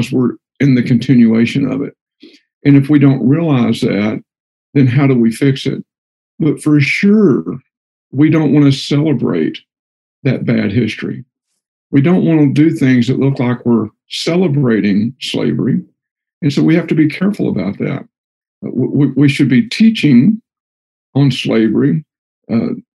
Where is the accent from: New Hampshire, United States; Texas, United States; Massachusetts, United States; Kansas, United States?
Texas, United States; I'm from Texas, and we call everybody guys, or guys and gals